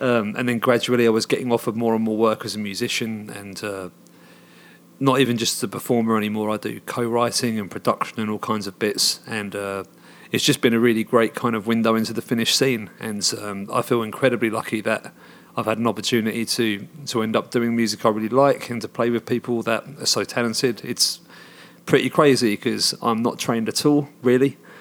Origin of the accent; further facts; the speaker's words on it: Hoddesdon, East of England, United Kingdom; moved away as an adult; now in Finland; where I grew up in Hoddesdon, back in the U K